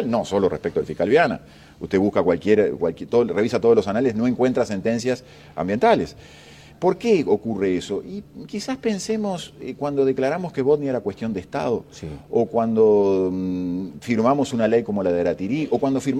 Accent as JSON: {"language": "Spanish", "town": "Fray Bentos", "region": "Río Negro", "country": "Uruguay", "tie": "born or raised there", "said": "yo conozco Fraiventos, viví toda mi niñez en Fraiventos."}